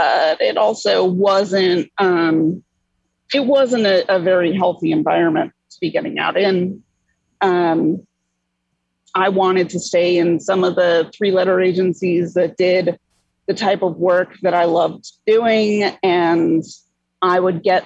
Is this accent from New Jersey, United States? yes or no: yes; New Jersey, United States; moved away as an adult; now in New York City, United States; I grew up in the North Jersey area